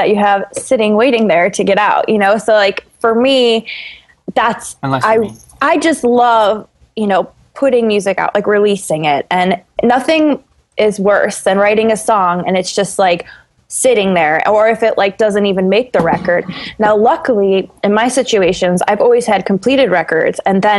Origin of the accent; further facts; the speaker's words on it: Buffalo, New York, United States; I'm from Buffalo